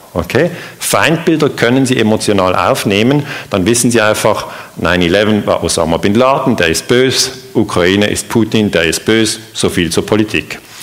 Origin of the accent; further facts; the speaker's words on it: Switzerland; ich bin ja aus der Schweiz.